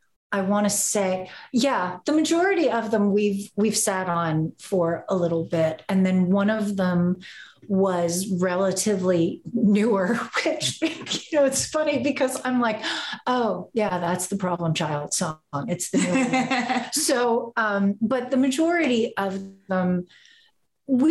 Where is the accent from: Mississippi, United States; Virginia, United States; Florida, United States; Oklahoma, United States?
Florida, United States; Orlando; now in Los Angeles, United States; I'm originally from Orlando, Florida